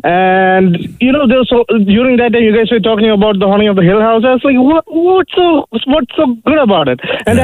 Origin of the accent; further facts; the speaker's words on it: India; moved away; I'm from India.